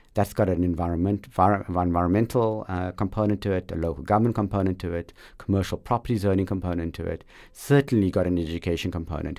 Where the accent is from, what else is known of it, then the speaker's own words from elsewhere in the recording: South Africa; growing up in South Africa in that liberation struggle moment